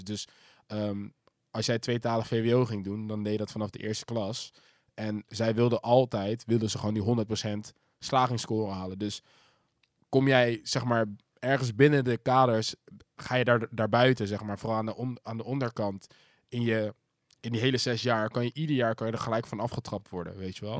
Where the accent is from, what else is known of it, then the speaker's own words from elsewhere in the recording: Zoetermeer, South Holland, Netherlands; dat was ook toevallig de grootste school van Zoetermeer toen de tijd